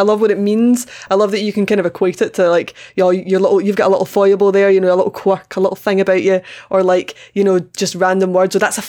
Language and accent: English; Scotland, United Kingdom; accent: Scottish; I'm Scottish.